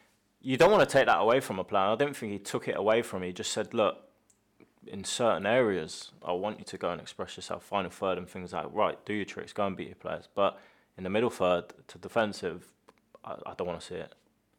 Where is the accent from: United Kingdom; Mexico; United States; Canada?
United Kingdom; Scotland; By the way, I'm Scottish, so it's not...